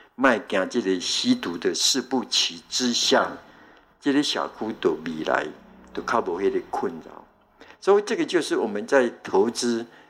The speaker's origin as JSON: {"language": "Chinese", "country": "Taiwan", "said": "我们台湾"}